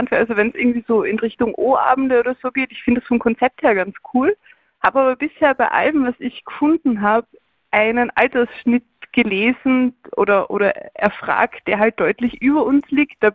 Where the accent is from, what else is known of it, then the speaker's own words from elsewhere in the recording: Austria; ja, wir sind beide aus Österreich.